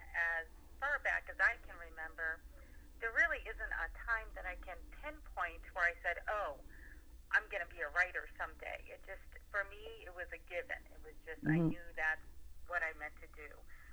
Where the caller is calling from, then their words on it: Pennsylvania, United States